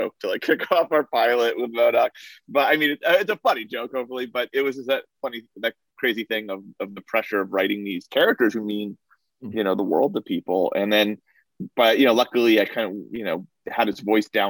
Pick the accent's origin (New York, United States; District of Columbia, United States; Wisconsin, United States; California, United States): New York, United States; Somers; I grew up in Somers, New York, and it's mostly like a Irish Catholic, Italian Catholic town